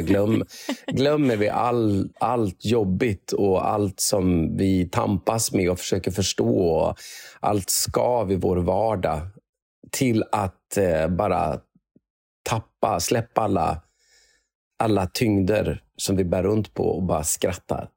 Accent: Umeå, Västerbotten County, Sweden; moved away as an adult; also born or lived in Gothenburg; now in Karlstad, Sweden; jag är uppvuxen på Karlshöjd, eh, så, det är, så det är väldigt nära Sofiehem

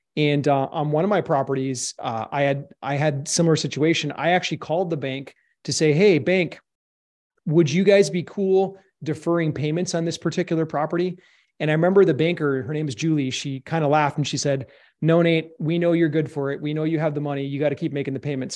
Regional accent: Minnesota, United States; I was born and raised in Minnesota

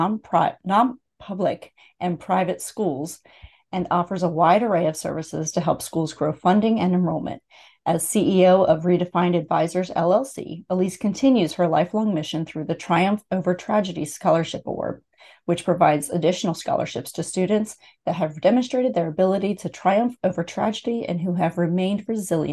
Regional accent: Pennsylvania, United States; moved away; I grew up in Pennsylvania as well

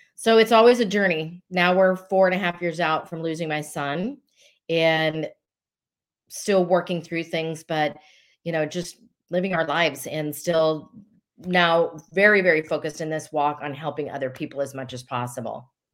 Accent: Colorado, United States; I'm originally from Colorado. Uh, I was not born there, but raised there

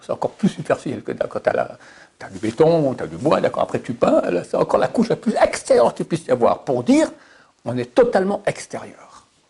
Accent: Switzerland; je suis suisse

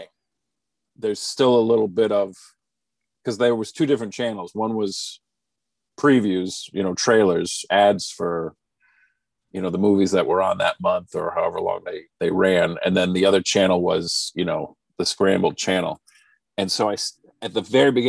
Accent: Rhode Island, United States; I grew up in Rhode Island

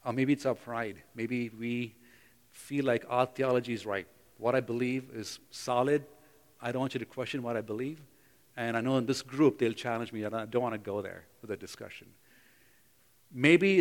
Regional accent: Bangalore, Karnataka, India; moved away; in Bangalore, in my hometown where I grew up.

